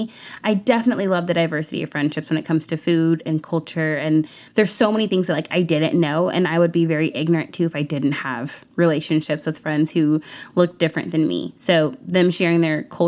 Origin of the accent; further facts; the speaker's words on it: Houston, Texas, United States; a lot of my friends that I grew up with in Houston when I was younger were white